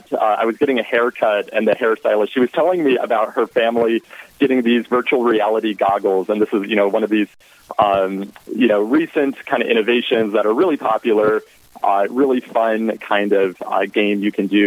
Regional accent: Southwest Colorado, United States; moved away as an adult; also born or lived in Florida; now in Texas, United States; So I'm originally from Southwest Colorado.

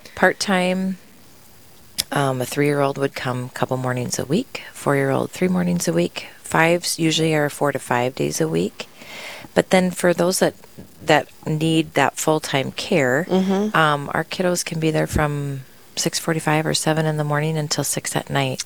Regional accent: Tracy, Minnesota, United States; now in Sioux Falls, United States; I grew up in Minnesota and was able to go to my parents sent us to a Catholic elementary in my town of Tracy, Minnesota

